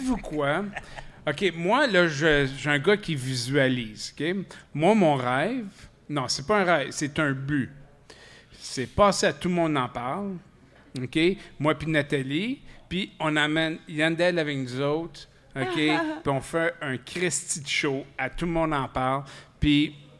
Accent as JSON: {"language": "French", "region": "Quebec", "country": "Canada", "said": "je suis Canadien-Français en premier lieu, puis après, je suis Québécois"}